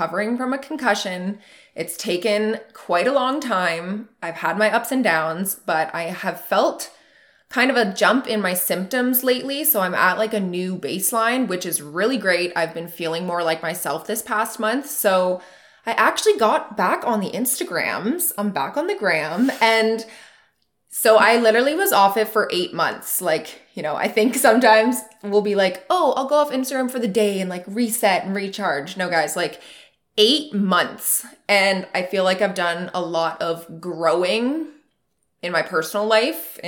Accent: Muskoka, Ontario, Canada; my hometown in the Muskoka area

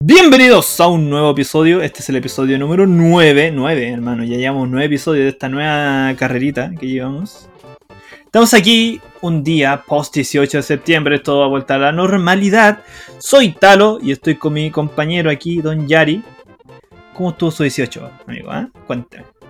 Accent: Chile

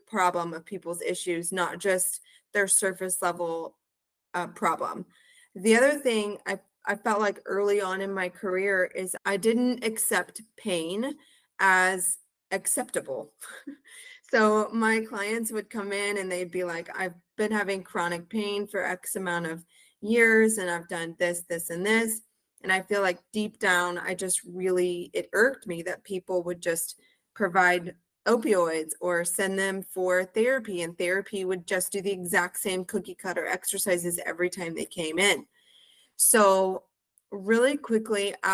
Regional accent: Humble, Texas, United States; also born or lived in College Station, Texas; I am originally from the Houston area, a town called Humble, Texas

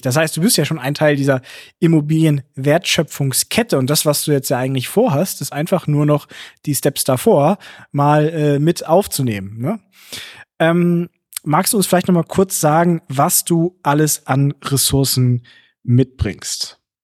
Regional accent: Hamburg, Germany; mich als Hamburger

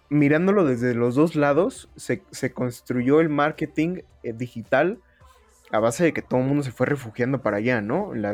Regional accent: Oaxaca, Mexico; moved away as an adult; now in Mexico City, Mexico; yo me vine aquí a la Ciudad de México, así como, la no, eh, como en la novela del 7, digo, del 5 yo me vine de la ciudad de Oaxaca aquí a buscar a la Ciudad de México

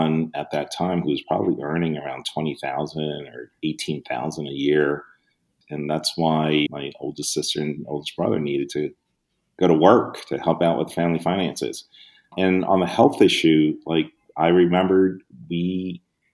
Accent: New York City, New York, United States; also born or lived in Hong Kong; I honestly had a very typical first generation immigrant Brooklyn kid childhood.

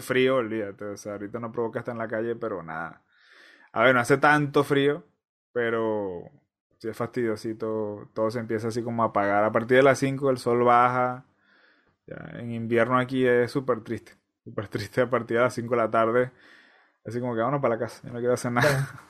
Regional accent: Venezuela; moved away; yo soy venezolano

